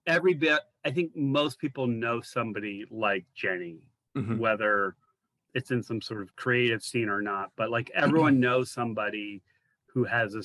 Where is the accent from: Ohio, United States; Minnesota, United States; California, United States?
Ohio, United States; Athens; also born or lived in Youngstown / New York / Virginia; I sort of like to say I'm from Athens